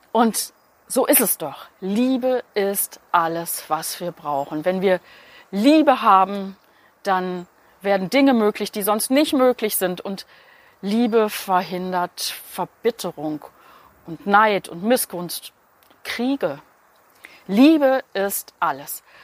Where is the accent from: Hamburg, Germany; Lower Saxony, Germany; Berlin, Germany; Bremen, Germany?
Berlin, Germany; Das kommt daher, weil ich vor kurzem in Berlin war. Ich habe meiner Freundin Bärbel meine Heimatstadt gezeigt.